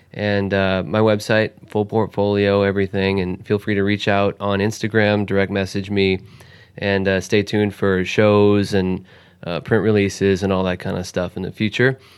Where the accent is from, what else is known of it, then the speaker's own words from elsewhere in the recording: Wisconsin, United States; I'm from Wisconsin